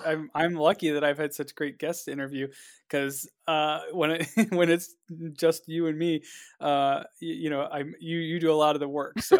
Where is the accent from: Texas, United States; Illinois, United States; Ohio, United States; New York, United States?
Ohio, United States; Cleveland; I'm from Cleveland